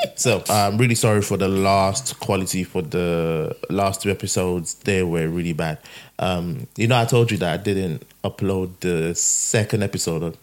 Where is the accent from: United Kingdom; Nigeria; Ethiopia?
Nigeria; moved away; we we grew up in Nigeria where all these things are walking around.